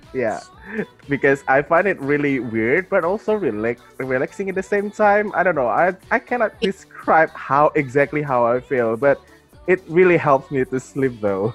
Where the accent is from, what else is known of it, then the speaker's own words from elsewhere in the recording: Jakarta, Indonesia; I'm from Indonesia. I'm from Jakarta, Indonesia.